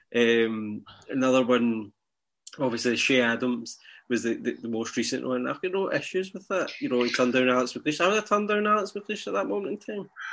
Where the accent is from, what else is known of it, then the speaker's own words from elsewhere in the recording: Scotland, United Kingdom; I feel Scottish.